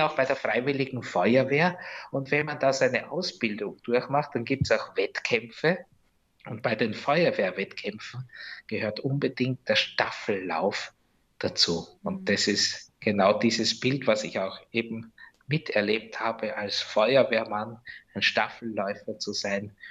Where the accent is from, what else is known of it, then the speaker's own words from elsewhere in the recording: Rosendorf, Lower Austria, Austria; now in Geras, Austria; meiner Heimat Rosendorf